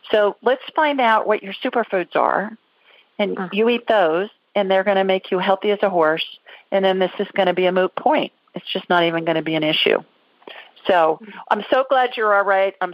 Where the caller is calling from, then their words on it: San Diego, California, United States; I'm calling from San Diego.